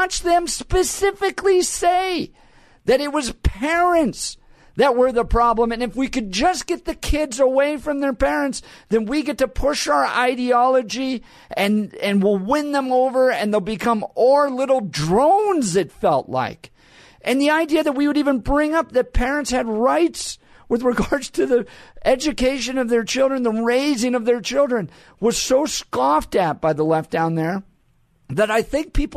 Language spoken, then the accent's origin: English; Colorado, United States; I grew up in Colorado